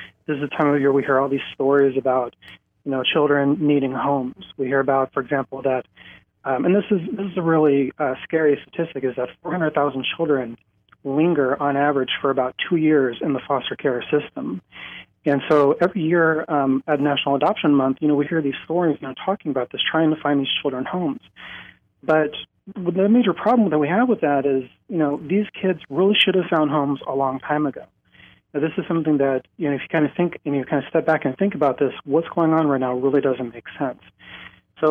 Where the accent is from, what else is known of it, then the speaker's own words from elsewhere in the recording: South Dakota, United States; I came back to my home in South Dakota